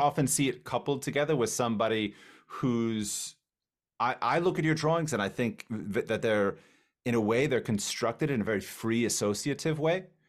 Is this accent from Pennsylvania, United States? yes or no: no; Miami, Florida, United States; I'm from Miami, Florida